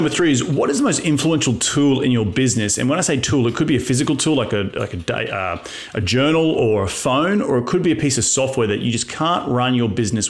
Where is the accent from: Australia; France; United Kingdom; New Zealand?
Australia; moved away; it was so much bigger when I came from Australia